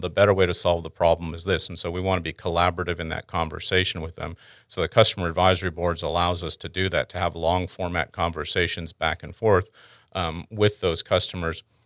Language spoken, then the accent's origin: English; Houston, Texas, United States; also born or lived in Canada / Dallas Fort Worth; I'm originally Canadian, um, born there. Um, then, through a couple different stops of having a father in the oil and gas industry, I wound up in Houston. Uh, I've spent most of my growing up time in Houston